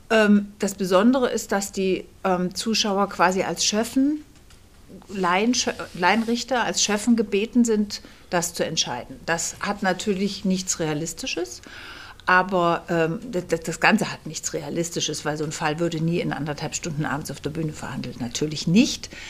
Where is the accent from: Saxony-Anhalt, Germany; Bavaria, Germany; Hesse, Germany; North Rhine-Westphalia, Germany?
Hesse, Germany; Kassel; born there; now in Berlin, Germany; Ähm, ich bin geboren in Kassel und lebe seit 20 Jahren in Berlin